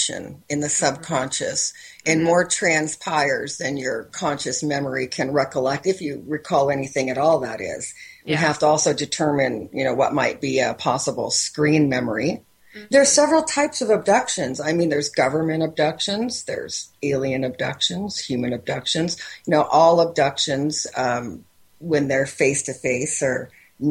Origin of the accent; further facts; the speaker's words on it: Windsor, Ontario, Canada; I'm from Windsor, Ontario, Canada.